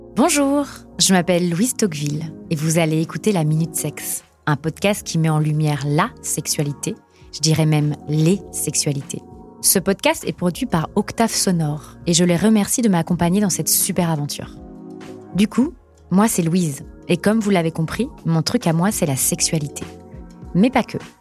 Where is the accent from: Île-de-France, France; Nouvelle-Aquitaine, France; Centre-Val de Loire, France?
Centre-Val de Loire, France; Tours; tu viens et tu es implanté à Tours dans le 37, soit ma ville natale